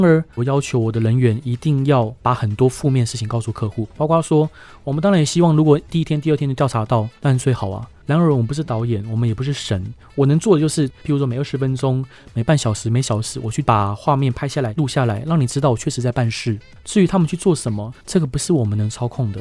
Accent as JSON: {"language": "Chinese", "country": "Taiwan", "said": "我台湾来的"}